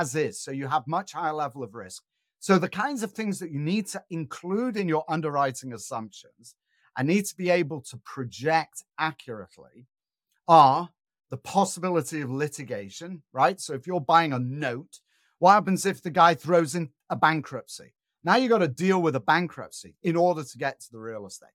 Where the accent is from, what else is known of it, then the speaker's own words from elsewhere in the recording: Manchester, North West England, United Kingdom; moved away; I'm originally from Northern England, an industrial town called Manchester.